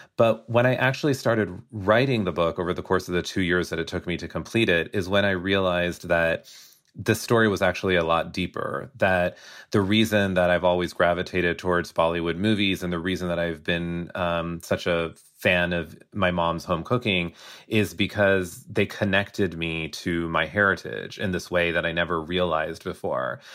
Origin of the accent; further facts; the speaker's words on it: United States; I am Indian American